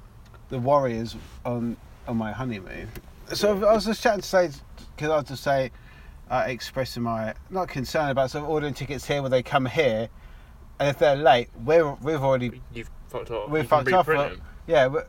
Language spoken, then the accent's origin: English; England, United Kingdom; I am English.